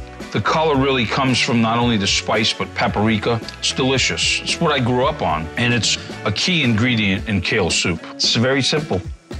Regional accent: Fall River, Massachusetts, United States; my dad's French-Canadian. She basically ruled the house, and so we grew up Portuguese. There's a lot of food memories that I have growing up in Fall River.

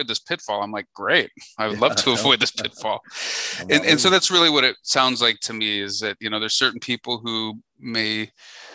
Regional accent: Chicago, Illinois, United States; moved away as an adult; now in Nashville, United States; I was born and bred in Chicago

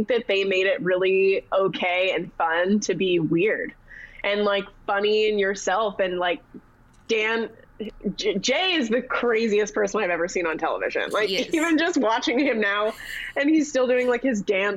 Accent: Canada; moved away as an adult; now in United States; I grew up in Canada. The household that I grew up in did not watch any kind of football, not even the CFL.

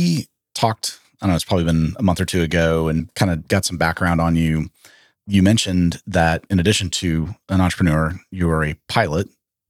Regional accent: Austin, Texas, United States; I lived other places, but finished high school in Austin and caught a lot of flack for going to A&M being in Austin.

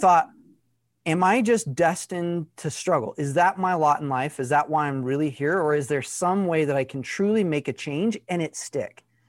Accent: Arkansas, United States; I grew up in Arkansas, less than, like, three thousand people in my town.

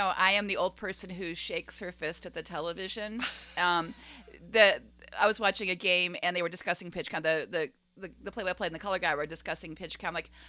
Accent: Cleveland, Ohio, United States; When I was growing up in Cleveland

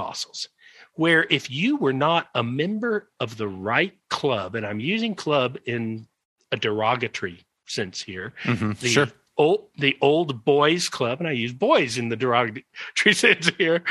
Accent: Georgia, United States; moved away as an adult; also born or lived in Tennessee; now in South Africa; I came from Georgia.

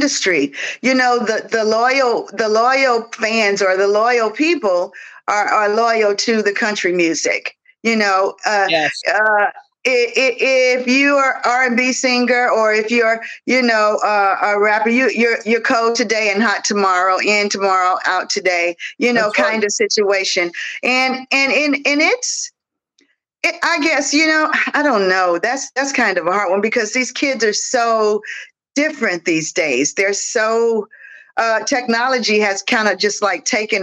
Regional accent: Mississippi, United States; I'm from Mississippi

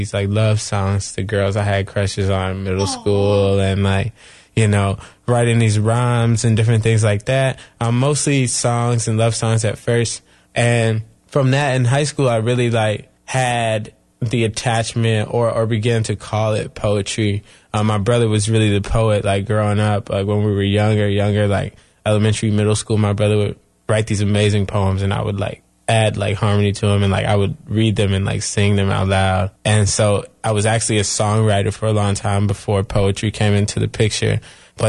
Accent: Chapel Hill, North Carolina, United States; from Chapel Hill, North Carolina, and I'm 24 years old.

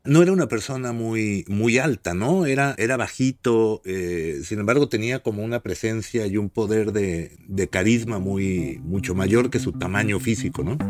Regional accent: Mexico; como decimos en México

